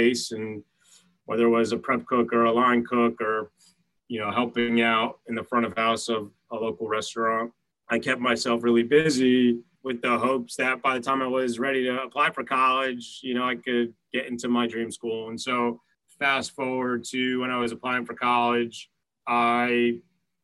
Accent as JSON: {"language": "English", "town": "Montclair", "region": "New Jersey", "country": "United States", "tie": "born or raised there", "also_born_or_lived": "New York City", "moved": "yes", "lives_now": "New York, United States", "said": "I grew up in Montclair, New Jersey"}